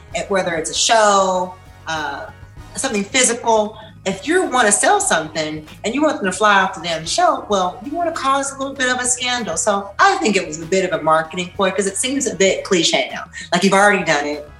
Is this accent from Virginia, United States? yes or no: no; Tennessee, United States; I grew up in Tennessee